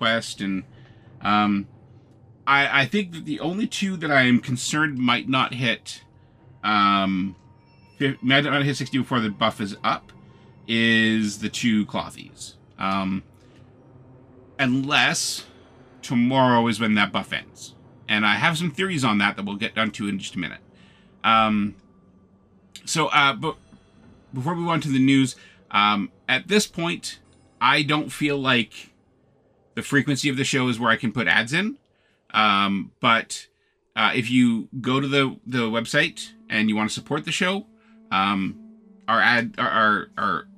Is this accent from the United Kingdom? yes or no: no; Canada; being Canadian